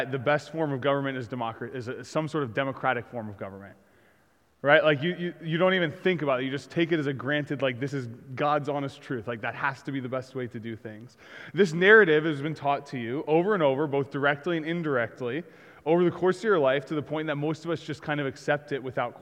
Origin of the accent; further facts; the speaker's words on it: United States; I grew up in America.